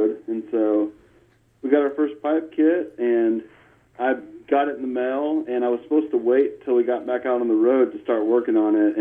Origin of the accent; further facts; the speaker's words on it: California, United States; moved away as an adult; now in Nashville, United States; I grew up out in California